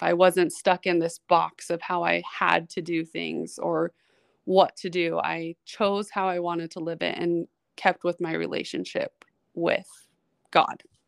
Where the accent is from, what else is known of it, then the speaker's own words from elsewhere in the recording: Utah, United States; also born or lived in New York City / Florida; was actually born and spent my childhood in New York City till I was about eight or nine years old, and we moved back here to Utah, um, where my parents were from. So, I'm, I'm a New York baby with raised in Utah